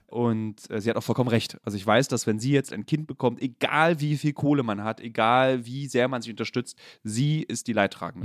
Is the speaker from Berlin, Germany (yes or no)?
yes; Berlin, Germany; ich bin in Lichtenberg groß geworden